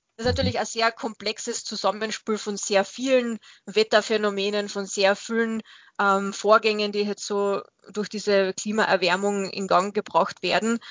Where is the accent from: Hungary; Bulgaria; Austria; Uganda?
Austria; Bei uns in Österreich